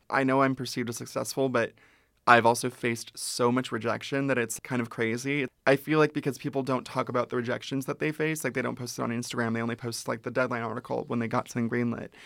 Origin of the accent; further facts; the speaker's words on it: Ventura, California, United States; I grew up in Ventura, which is an hour north of here.